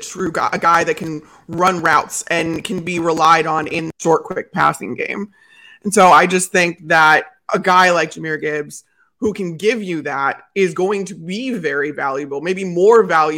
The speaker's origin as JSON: {"language": "English", "town": "Chicago", "region": "Illinois", "country": "United States", "tie": "born or raised there", "said": "growing up in Chicago"}